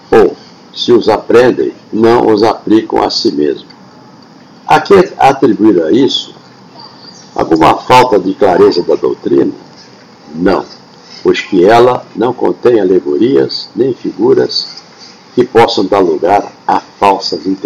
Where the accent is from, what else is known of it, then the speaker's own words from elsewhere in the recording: Rio Grande do Sul, Brazil; E olha que eu estou com 79 anos lá na minha terra, no Rio Grande do Sul, quando uma professora falou eu nunca mais esqueci